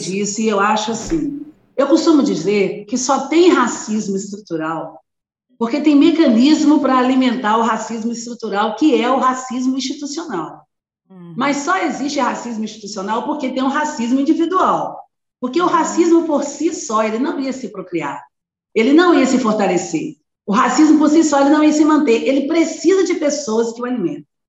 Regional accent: Belo Horizonte, Minas Gerais, Brazil; eu sou de uma família pobre, muito pobre, de Belo Horizonte, Minas Gerais, eu sou mineira

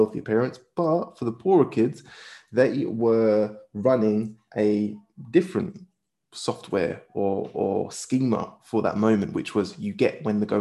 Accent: United Kingdom; we as British people live in a very individualistic culture

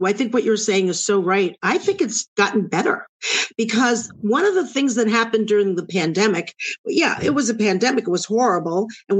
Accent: New York City, New York, United States; moved away as an adult; also born or lived in Brooklyn; now in Los Angeles, United States; I'm a New Yorker. I'm born and bred in New York, born in Brooklyn, raised in Queens.

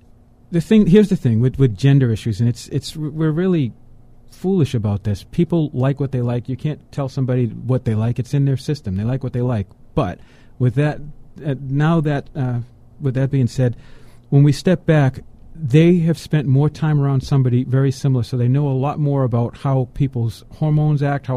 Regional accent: Boston, Massachusetts, United States; I'm from Boston, okay, so they had the Boston, Massachusetts Minuteman.

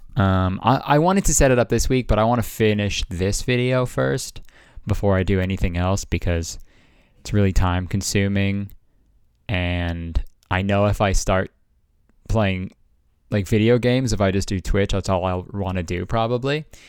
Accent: Canada; I'm fucking Canadian

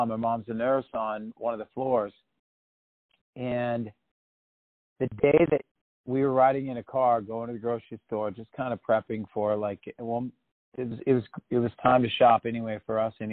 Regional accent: Oregon, United States; I grew up in Oregon though

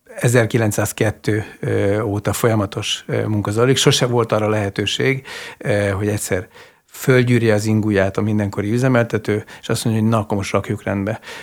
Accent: Miskolc, Borsod-Abaúj-Zemplén, Hungary; Miskolcon cseperedtem

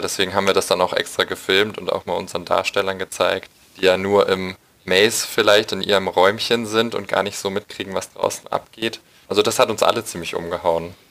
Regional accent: Munich, Bavaria, Germany; ich komme aus München

